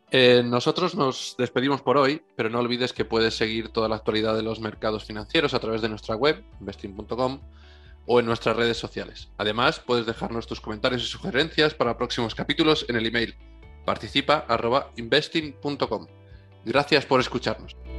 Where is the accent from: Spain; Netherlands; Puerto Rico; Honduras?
Spain; Somos los españoles